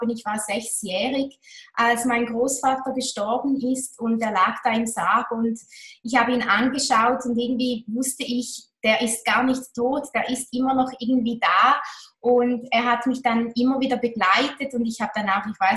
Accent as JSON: {"language": "German", "town": "Toggenburg", "region": "St. Gallen", "country": "Switzerland", "tie": "born or raised there", "said": "Ich war sehr bodenständig. Bin es noch heute. Ich bin aufgewachsen in Toggenburg in den Bergen"}